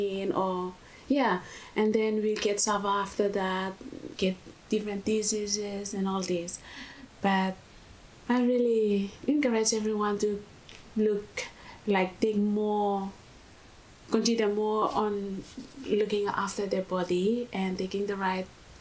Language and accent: English; Vanuatu; moved away as an adult; now in Australia; I'm from Vanuatu.